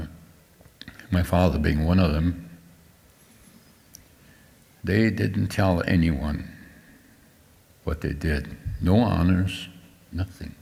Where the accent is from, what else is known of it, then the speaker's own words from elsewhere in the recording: South Dakota, United States; I come from South Dakota, you can see 10 miles all around me